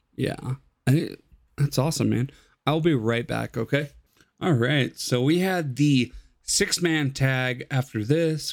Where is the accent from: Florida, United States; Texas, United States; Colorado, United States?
Colorado, United States; I'm from Colorado